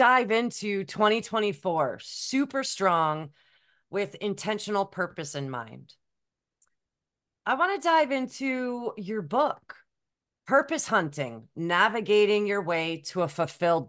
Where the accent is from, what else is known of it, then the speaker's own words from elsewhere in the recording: Canada; I'm from Canada